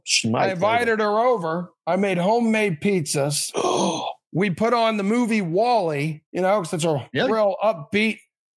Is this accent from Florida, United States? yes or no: yes; Jacksonville, Florida, United States; moved away; also born or lived in Pennsylvania; I grew up in Jacksonville, right outside Daytona.